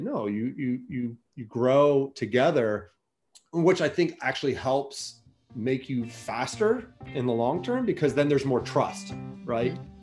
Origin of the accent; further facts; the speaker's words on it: Alexandria, Virginia, United States; I grew up in Old Town Alexandria